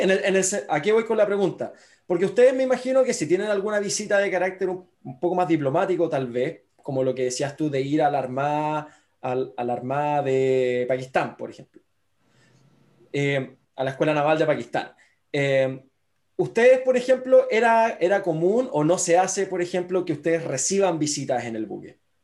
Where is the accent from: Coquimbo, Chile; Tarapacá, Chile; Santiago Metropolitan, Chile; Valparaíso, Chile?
Valparaíso, Chile; Viña del Mar; yo que crecí en Viña del Mar